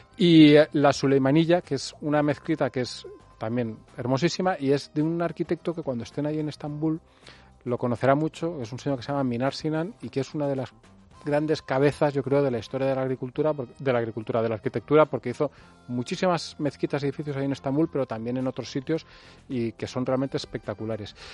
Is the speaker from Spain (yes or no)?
yes; Spain; soy español